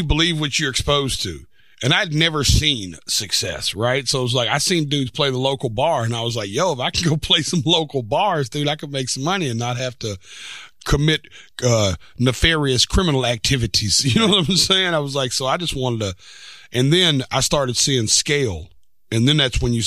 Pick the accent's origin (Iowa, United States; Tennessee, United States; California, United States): Tennessee, United States; Antioch; I was born in Antioch, which is a little town right outside of Nashville, 20, 30 minutes on the outskirts of town